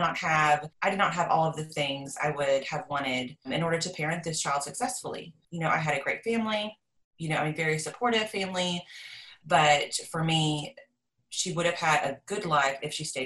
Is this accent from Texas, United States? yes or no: yes; Texas, United States; I am from Texas. I guess lived kind of in a small town.